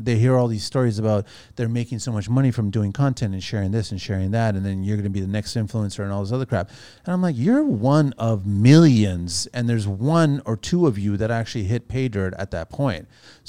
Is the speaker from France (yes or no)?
yes; France; born there; I was born in France, but my family's Portuguese. But I've got a Portuguese passport, but the French government wouldn't give me a French passport.